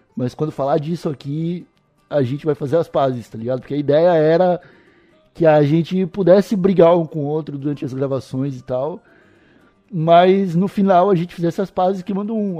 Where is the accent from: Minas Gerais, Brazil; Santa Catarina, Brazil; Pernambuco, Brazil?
Santa Catarina, Brazil; Palhoça; also born or lived in Santo Amaro da Imperatriz / São Paulo; nasci em Santo Amaro, mas sou palhocense desde o primeiro ano de vida. Morei no, cresci no Alto Aririú